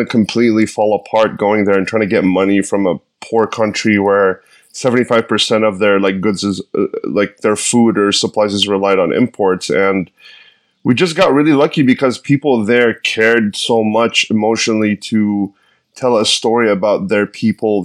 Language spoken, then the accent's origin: English; Egypt; also born or lived in New York / San Francisco; now in Los Angeles, United States; I was born in Egypt in 1984. I grew up in a middle-class family. At some point, I had to leave the country